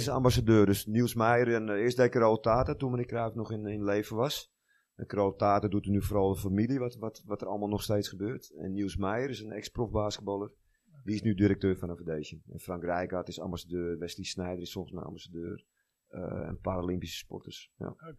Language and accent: Dutch; Amsterdam, North Holland, Netherlands; Nou, ik ben een jongetje uit Noord. Ik speelde in mijn 16e in de UV1. Ben opgegroeid in de Loenenmark bij mijn ouders en Noord.